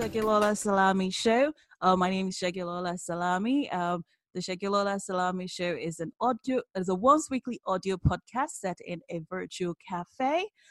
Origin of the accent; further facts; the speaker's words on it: Nigeria; I'm Nigerian